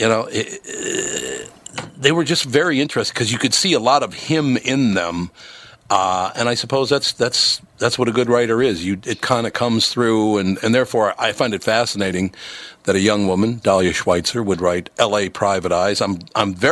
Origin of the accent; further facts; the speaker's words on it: Minnesota, United States; also born or lived in Chicago / New York / Miami; I was born in Minnesota, grew up in Minnesota